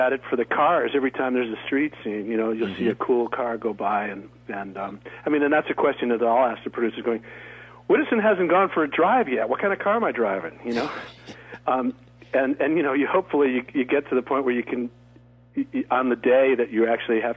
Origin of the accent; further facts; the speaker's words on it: Connecticut, United States; moved away as an adult; also born or lived in Philadelphia / New York / Los Angeles; now in Studio City, California, United States; I grew up in Connecticut, in the 50s and 60s.